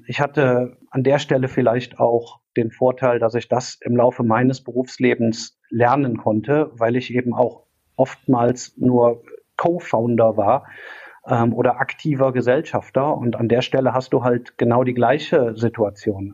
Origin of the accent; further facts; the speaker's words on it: Cologne, North Rhine-Westphalia, Germany; komme aus Köln und äh, auch gebürtig hier aus der Kölner Ecke